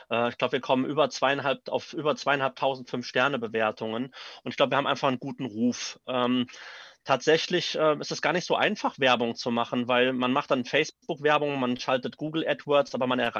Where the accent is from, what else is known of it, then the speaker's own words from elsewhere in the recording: Neuwied, Rhineland-Palatinate, Germany; ich komme aus Neuwied, bin also auch äh, gebürtiger Neuwieder.